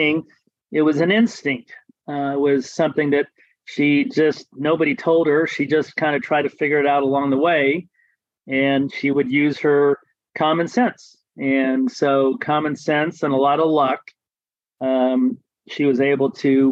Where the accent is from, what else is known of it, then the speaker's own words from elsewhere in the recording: Terre Haute, Indiana, United States; I grew up in Terre Haute, Indiana, which is about a little over an hour or so west of Indianapolis